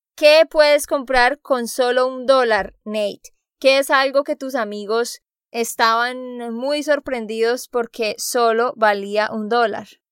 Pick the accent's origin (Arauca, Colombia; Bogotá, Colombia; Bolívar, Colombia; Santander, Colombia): Santander, Colombia; moved away; de Santander, Colombia